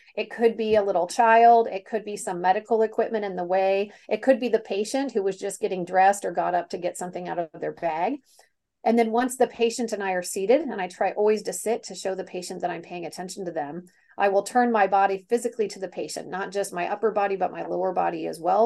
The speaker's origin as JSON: {"language": "English", "town": "Kansas City", "country": "United States", "tie": "born or raised there", "moved": "yes", "said": "born and raised in Kansas City, very Kansas City gal"}